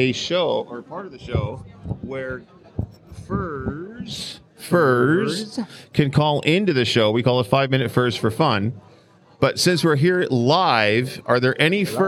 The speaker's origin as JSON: {"language": "English", "area": "Willamette Valley", "region": "Oregon", "country": "United States", "moved": "yes", "said": "I'm from Oregon, Willamette Valley, and I came up here"}